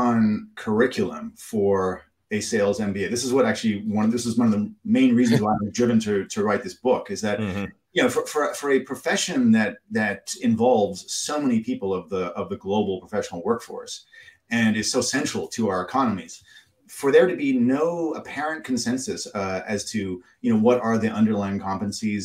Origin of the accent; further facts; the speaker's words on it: Canada; as a Canadian